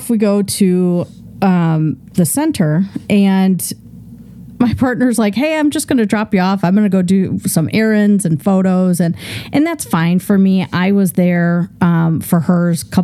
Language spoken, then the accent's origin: English; Midwest, United States; I grew up in the Midwest